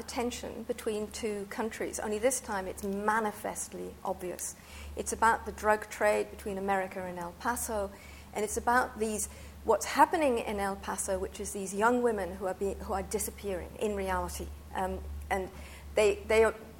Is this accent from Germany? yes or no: no; United Kingdom; moved away; also born or lived in France; being British and having lived in France for a while